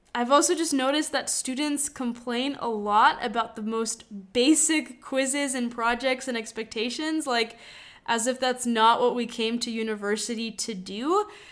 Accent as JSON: {"language": "English", "town": "Madison", "region": "Wisconsin", "country": "United States", "tie": "born or raised there", "also_born_or_lived": "Lithuania", "moved": "as an adult", "lives_now": "Segovia, Spain", "said": "I grew up in Madison, Wisconsin"}